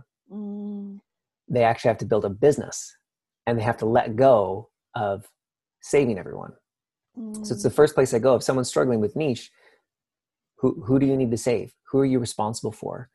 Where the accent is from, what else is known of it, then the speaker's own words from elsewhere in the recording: Canada; I'm Canadian